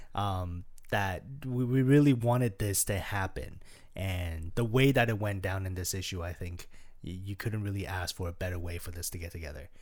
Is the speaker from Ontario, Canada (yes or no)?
yes; Toronto, Ontario, Canada; we're from Canada, we're from Toronto